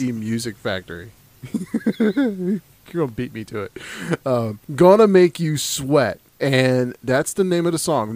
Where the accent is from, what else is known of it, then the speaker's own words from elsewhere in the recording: the South, United States; I'm from the South. I don't I don't pronounce things correctly.